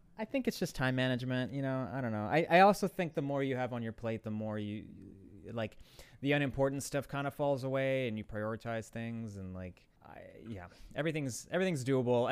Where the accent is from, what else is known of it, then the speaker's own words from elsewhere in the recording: Chicago, Illinois, United States; now in Los Angeles, United States; I'm from Chicago